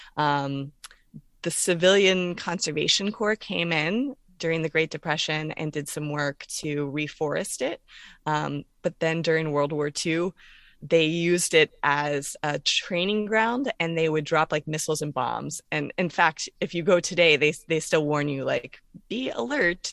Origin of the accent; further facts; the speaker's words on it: Orlando, Florida, United States; also born or lived in North Carolina / Pennsylvania / Shenandoah Valley, Virginia / Coshocton County, Ohio; now in Virginia, United States; I'm originally from Orlando, Florida, and that's where I grew up.